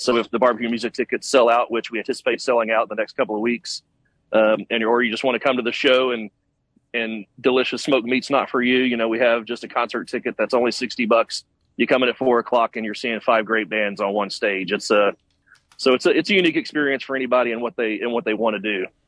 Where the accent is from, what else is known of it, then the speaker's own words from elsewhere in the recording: Tyler, Texas, United States; I'm from Tyler, Texas